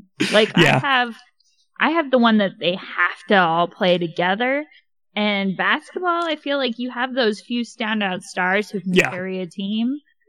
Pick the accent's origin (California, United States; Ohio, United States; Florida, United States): California, United States; And plus, growing up near San Francisco, I mean.